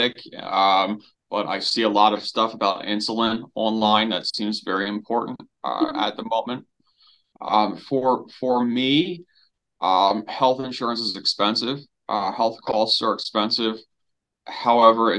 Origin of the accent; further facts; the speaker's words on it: Maryland, United States; I'm from Maryland in the US